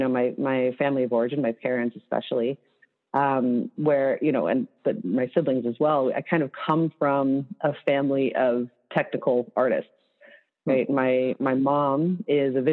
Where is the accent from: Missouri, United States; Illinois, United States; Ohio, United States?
Illinois, United States; Chicago; moved away; I'm from Chicago, but that I lived outside Chicago for a long time